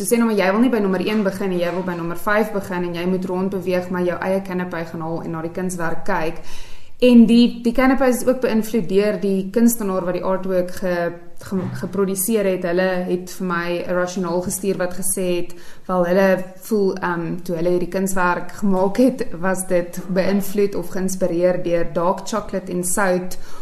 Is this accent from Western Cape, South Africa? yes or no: no; Vereeniging, Gauteng, South Africa; also born or lived in Pretoria, South Africa; now in Queenstown, South Africa; ek's oorspronklik van Vereniging af.